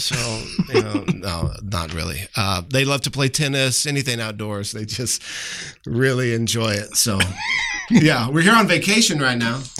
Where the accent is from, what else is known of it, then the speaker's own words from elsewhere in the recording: San Antonio, Texas, United States; I am from San Antonio, Texas.